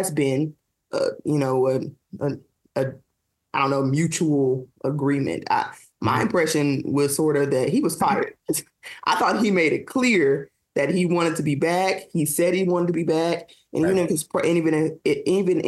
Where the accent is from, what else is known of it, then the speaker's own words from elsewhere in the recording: Memphis, Tennessee, United States; I'm a girl from Memphis, Tennessee